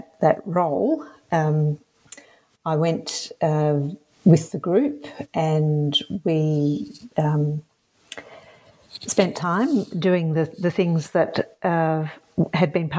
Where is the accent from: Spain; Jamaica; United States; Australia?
Australia; Perth, Western Australia; I grew up in Perth, which is 130 kilometres down the road from New Norcia, which is a town that is still alive and well in Western Australia